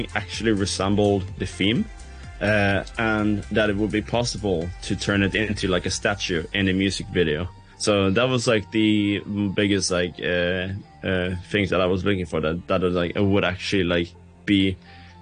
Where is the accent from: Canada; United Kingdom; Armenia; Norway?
Norway; Bergen, Vestland; I'm tuning in from my hometown, Bergen